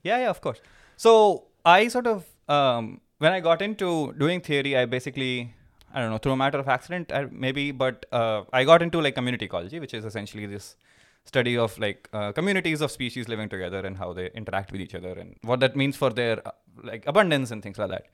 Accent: Uttar Pradesh, India; moved away as an adult; also born or lived in Pilani, India / Michigan, United States; now in Germany; when I was in, uh, in, in U P, when I was growing up

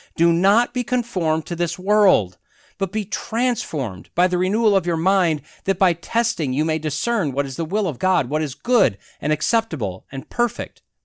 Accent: Wisconsin, United States; moved away as an adult; I claim Wisconsin is my home state, not by birth, but that's where I lived nearly my entire life until I graduated college

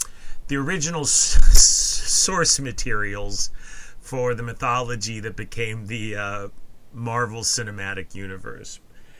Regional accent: Denver, Colorado, United States; my hometown of Denver, Colorado

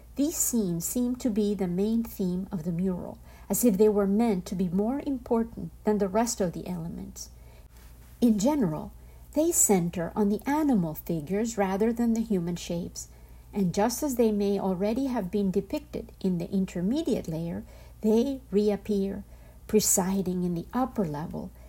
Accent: home state with La Cueva de la Danta, Antioquia, Colombia; hidden in my home state called La Cueva de la Danta from Colombia

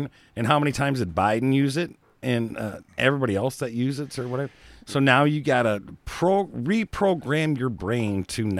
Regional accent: Hawaii, United States; I'm from Hawaii. I live out in the middle of the ocean, and you know, whatever.

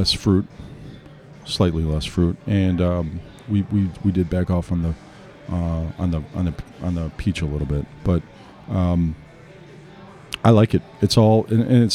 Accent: Frankfort, Illinois, United States; also born or lived in Mount Greenwood, Chicago; I grew up in Frankfort. I went to Lincoln Way

